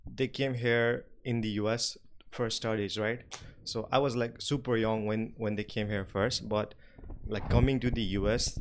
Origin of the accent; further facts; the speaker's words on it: Nepal; English is a second language; moved away as an adult; even though I was from Nepal, but when we go to school, like private school, we study in English from class nursery